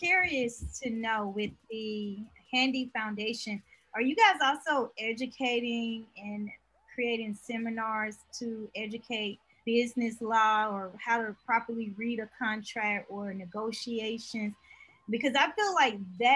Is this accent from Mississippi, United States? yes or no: yes; Mississippi, United States; I'm from Mississippi